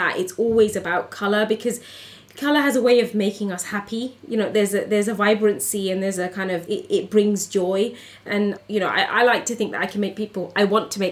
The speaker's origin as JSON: {"language": "English", "country": "United Kingdom", "said": "as a British Bangladeshi woman growing up in a community"}